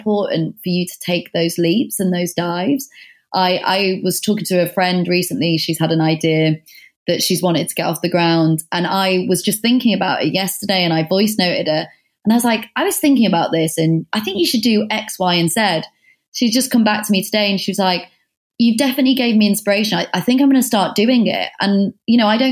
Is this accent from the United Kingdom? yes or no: yes; the North, the north of England, United Kingdom; moved away as an adult; now in London, United Kingdom; I'm from the North